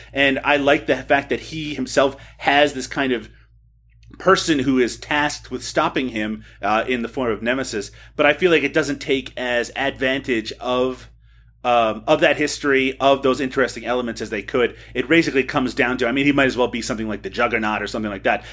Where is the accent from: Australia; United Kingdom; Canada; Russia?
Canada; as a Canadian